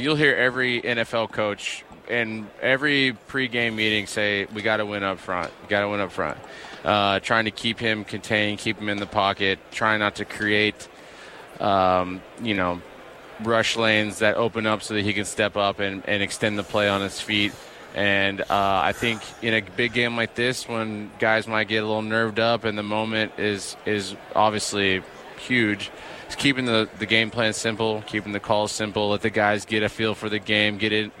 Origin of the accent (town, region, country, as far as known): Texas, United States; born or raised there; also born or lived in Minnesota